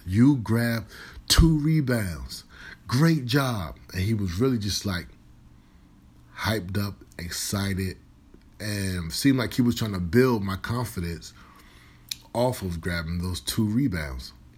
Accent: Virginia, United States; moved away as an adult; also born or lived in Minnesota; I'm originally from Virginia

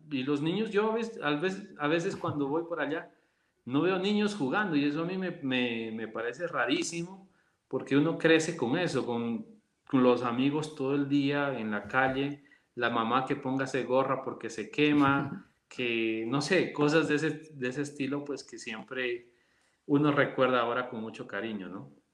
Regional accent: Loja, Ecuador; moved away as an adult; nosotros ya nacimos en Loja, yo soy el tercero de cuatro hermanos

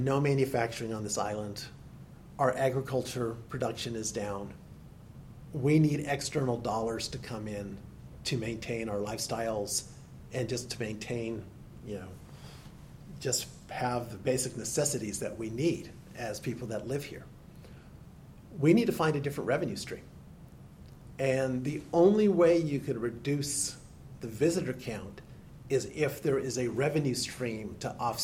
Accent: Silicon Valley, California, United States; also born or lived in Edmonton, Alberta, Canada; now in Maui, United States; I basically grew up in California. I was 7 years old when we got to California. So grew up in what's now Silicon Valley

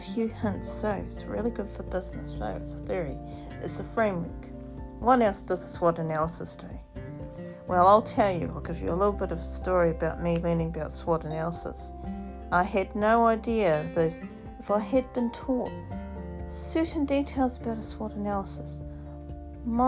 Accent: New Zealand; now in Australia; I am Māori, still Māori, true blue Māori from New Zealand. Yes, I am Indigenous, and of course I live here, and yes, I come from New Zealand, but I live here in Australia

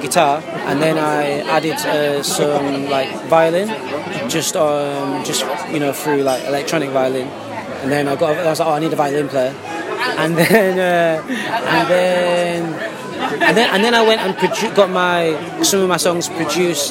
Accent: Bradford, Yorkshire and the Humber, United Kingdom; also born or lived in Stamford Hill, London; now in London, United Kingdom; I'm at Stamford Hill, North London, but I'm originally from Bradford.

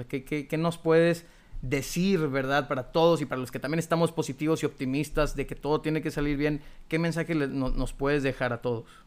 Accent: Monterrey, Nuevo León, Mexico; de aquí somos, bueno, pues regios

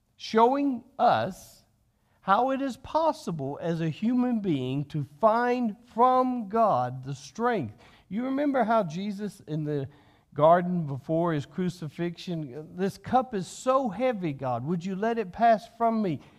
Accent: United States

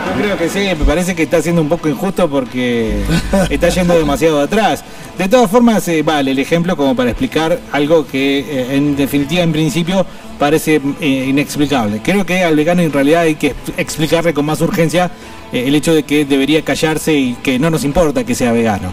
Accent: Argentina; Somos medios necrófilos los argentinos

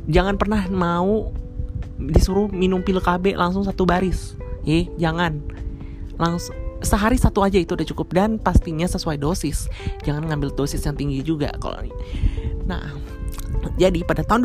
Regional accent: North Jakarta, Jakarta, Indonesia; now in South Jakarta, Indonesia; di daerah gue uh, Jakarta Utara by the way uh, gue tinggal di Jakarta Utara tapi untuk sekarang saat ini gue udah pindah di Jakarta Selatan

